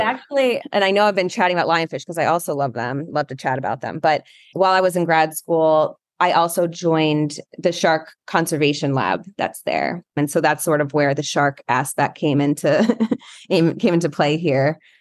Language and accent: English; coastal Connecticut, United States; also born or lived in Florida; where I moved to was coastal Connecticut, and we lived right on the beach